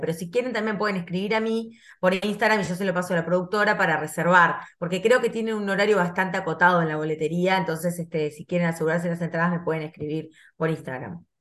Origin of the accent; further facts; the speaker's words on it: Uruguay; moved away as an adult; now in Argentina; yo soy uruguaya, este, nací en Uruguay, y me recibí allá, en, hice el liceo, todo